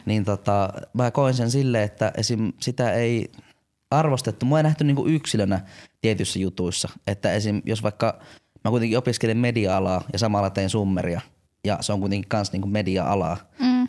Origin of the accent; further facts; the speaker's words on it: Jyväskylä, Central Finland, Finland; mä oon tämmönen jyväskyläläinen